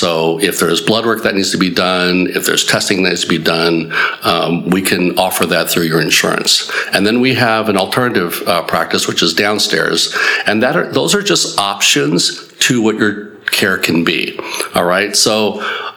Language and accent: English; Southern California, United States; moved away as an adult; also born or lived in New Jersey / Baltimore / Illinois; now in Mooresville, United States; I'm just a simple country doctor from Mooresville now, but basically I grew up in Southern California.